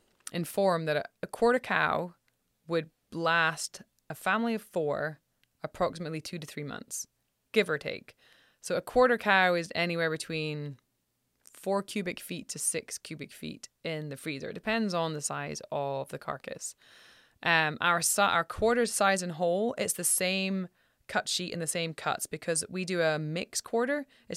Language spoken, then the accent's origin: English; Scotland, United Kingdom; Like I remember, I'm from Scotland and I'm 44.